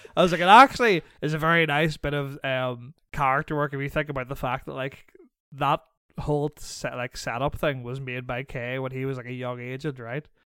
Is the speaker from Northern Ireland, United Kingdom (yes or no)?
yes; Northern Ireland, United Kingdom; moved away; I was raised in Northern Ireland